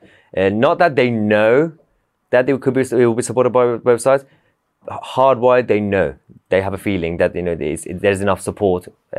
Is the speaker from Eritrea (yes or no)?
no; Iran; When I grew up in Iran and like those sort of cultures